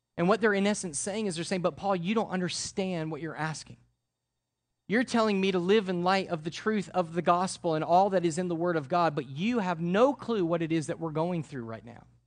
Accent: Connecticut, United States; I'm from Connecticut

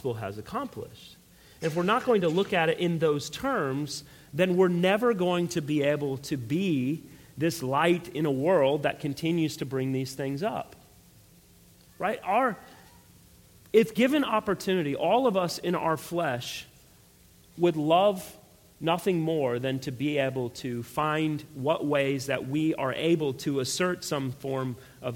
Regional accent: United States; I fought for our country in the military and everything else. I don't have any problems identifying as an American. I love my country

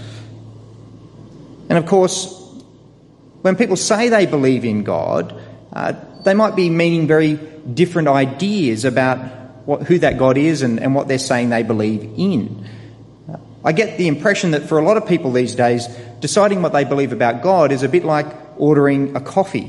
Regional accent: Sydney, New South Wales, Australia; I was born in Australia, just down the road here, in fact, at Camperdown

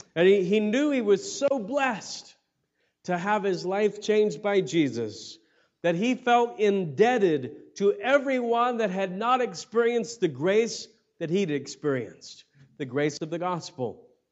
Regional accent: United States; as American Christians

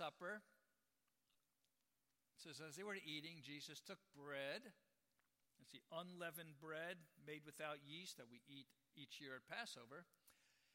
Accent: New York, United States; now in San Francisco, United States; I'm from New York. The wildest animal I ever saw growing up was a pigeon

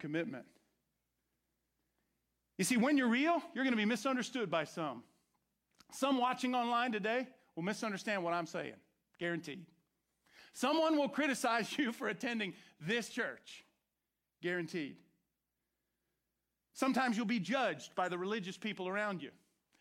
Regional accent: Orange County, Florida, United States; I grew up in Orange Country in Florida

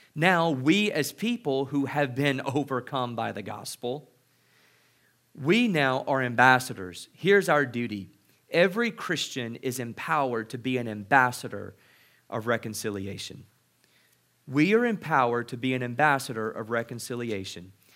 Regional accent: Mississippi, United States; I grew up in Mississippi.

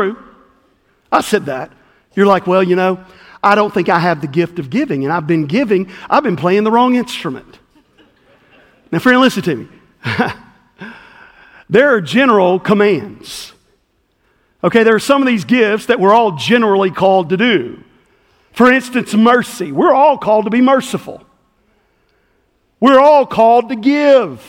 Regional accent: West Tennessee, United States; the little church I grew up in West Tennessee

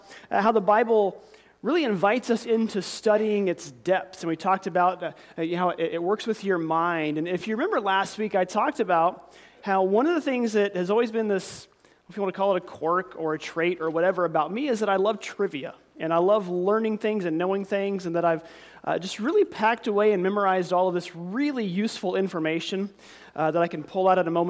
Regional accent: near Commerce, Oklahoma, United States; right outside of my hometown

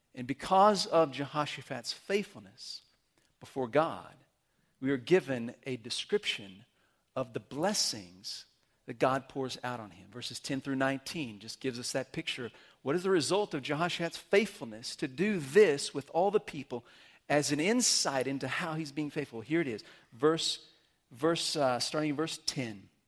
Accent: Amarillo, Texas, United States; moved away; I grew up in Amarillo

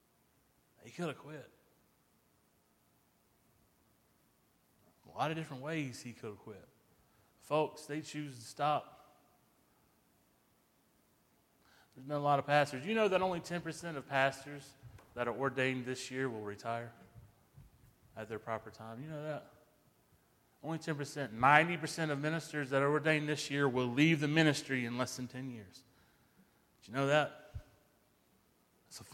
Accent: United States; being an American

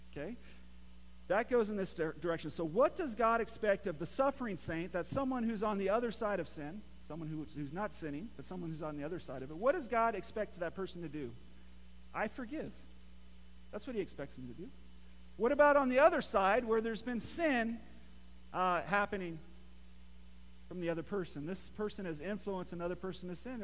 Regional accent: Morro Bay, California, United States; where I grew up, and my grandma grew up also in, in uh, Morro Bay, California

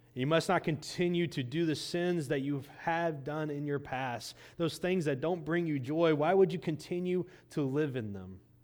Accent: Indiana, United States; Growing up in Indiana

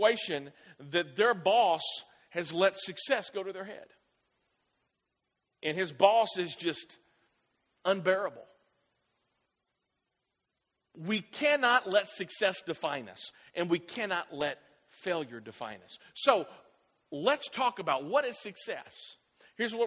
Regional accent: Clarksville, United States; I grew up here in Clarksville

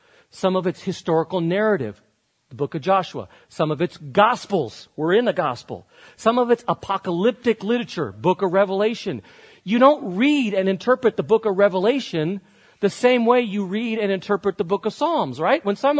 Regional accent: Barcelona, Catalonia, Spain; moved away as an adult; Many of you know that I grew up in Spain. I lived there till I was 18 years old in Barcelona. The minute you know that about me, you actually begin to understand me more. I am culturally more Spanish and European than I am American.

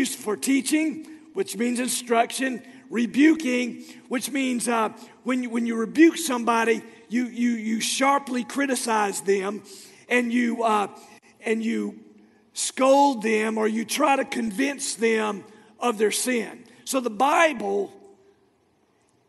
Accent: Florida, United States; moved away; my hometown of Florida

